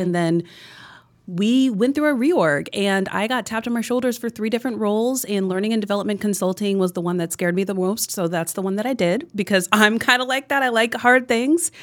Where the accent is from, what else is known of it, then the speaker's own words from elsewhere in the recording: New Jersey, United States; also born or lived in New York City; I grew up in New Jersey